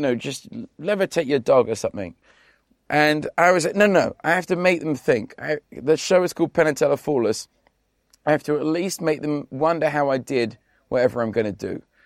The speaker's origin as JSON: {"language": "English", "region": "London", "country": "United Kingdom", "tie": "born or raised there", "moved": "as an adult", "lives_now": "Las Vegas, United States", "said": "I grew up in South East London"}